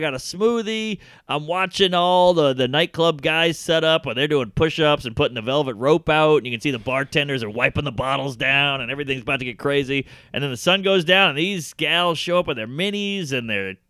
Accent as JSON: {"language": "English", "town": "New Orleans", "region": "Louisiana", "country": "United States", "said": "I'm from New Orleans, which is also a sinful place"}